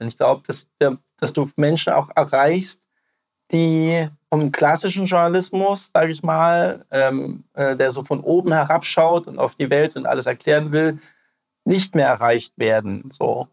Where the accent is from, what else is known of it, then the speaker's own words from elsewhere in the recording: East Germany, Germany; als Ostdeutsche